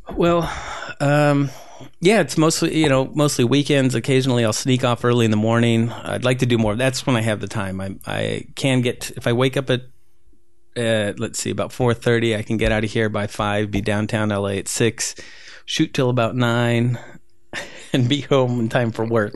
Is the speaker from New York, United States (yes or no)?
no; Whittier, California, United States; also born or lived in Peru; I, I grew up, grew up here